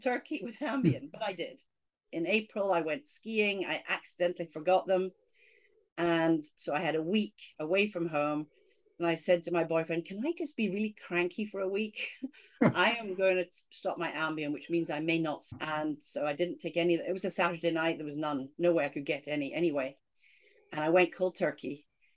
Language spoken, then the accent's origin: English; Scotland, United Kingdom; accent: Scottish; I grew up in Scotland